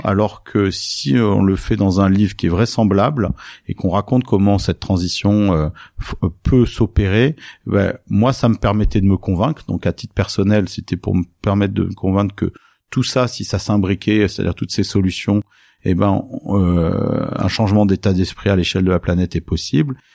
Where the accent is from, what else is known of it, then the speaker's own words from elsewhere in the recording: Nice, Provence-Alpes-Côte d'Azur, France; j'ai grandi à Nice euh, dans le sud de la France